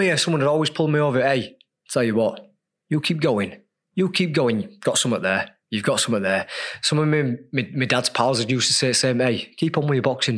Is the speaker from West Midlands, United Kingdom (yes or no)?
no; Leeds, Yorkshire and the Humber, United Kingdom; as a kid growing up in Leeds on you know a council estate